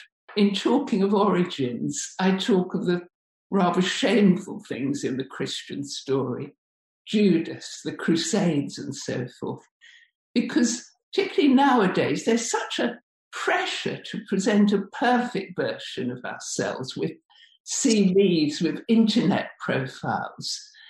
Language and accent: English; Bradford, Yorkshire and the Humber, United Kingdom; I come from Bradford. I come from the grit and courage of its people.